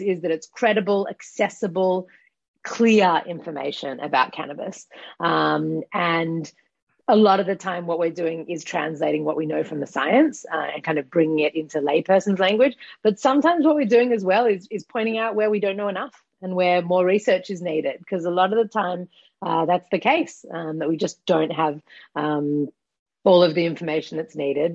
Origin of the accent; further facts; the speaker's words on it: Australia; accent: Australian; moved away as an adult; now in Israel; I'm Australian, as you might be able to hear from my accent, but I've been in Israel for the past 15 years now